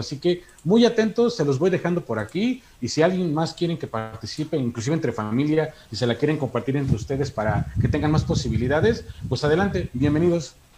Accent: Hidalgo, Mexico; soy de Hidalgo

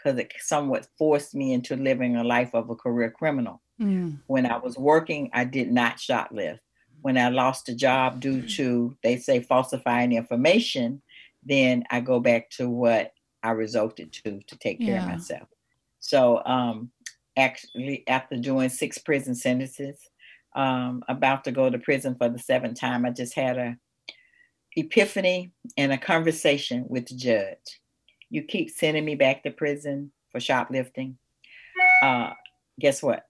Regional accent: Atlanta, Georgia, United States; I was born here in Atlanta, and I was born in probably one of the first ghettos that they had was called Buttermilk Bottom. And it's old Fourth Ward now. And I grew up from a family in poverty

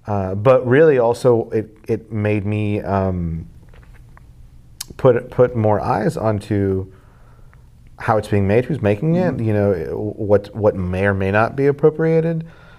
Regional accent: Texas, United States; you grew up growing up in South Texas, tacos are a big part of everyone's culture, but it's really breakfast tacos.

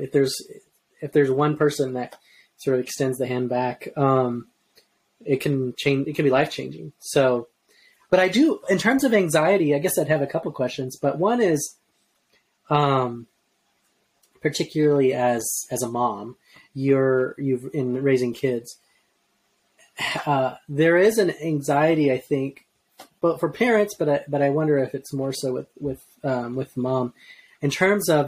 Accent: Arizona, United States; moved away as an adult; now in Atlanta, United States; We are from Arizona

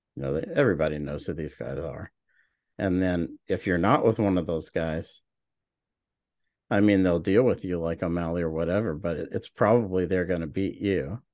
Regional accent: Oklahoma, United States; also born or lived in Hawaii; I'm from Oklahoma

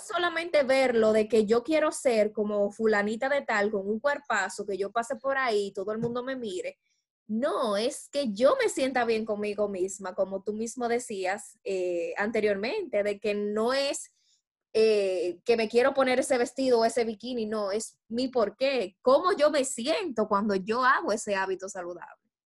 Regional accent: Dominican Republic; como buenas dominicanas que somos

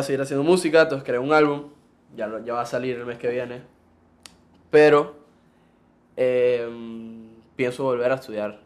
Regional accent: Panama; Yo nací aquí. Mi papá es argentino, mi mamá es panameña

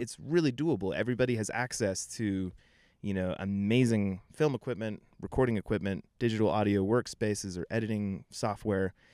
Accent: Denver area, Colorado, United States; I grew up here. I grew up in Nevada, which is, like, twenty minutes outside the city

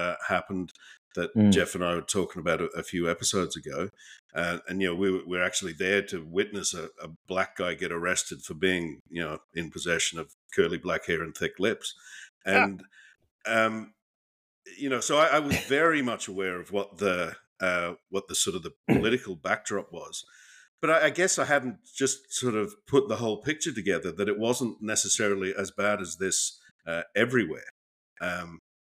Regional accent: Queensland, Australia; as a Queenslander

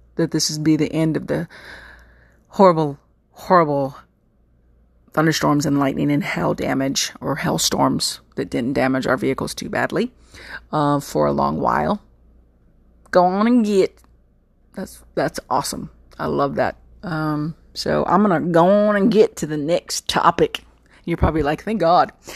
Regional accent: Texas, United States; accent: Southern; I'm a Texan

